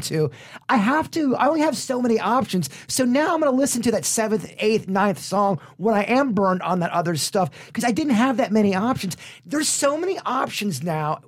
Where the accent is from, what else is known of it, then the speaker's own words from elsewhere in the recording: Palm Beach Gardens, Florida, United States; I was born and raised in the Lake Park, Palm Beach Gardens, Northern County area